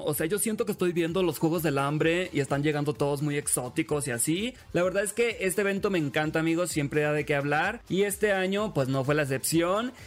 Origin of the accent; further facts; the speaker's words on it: Mexico; yo como mexicano